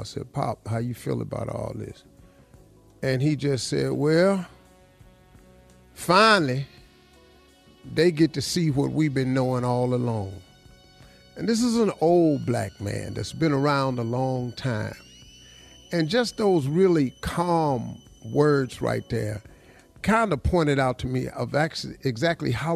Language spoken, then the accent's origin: English; Welch, West Virginia, United States; I grew up in Welch, West Virginia.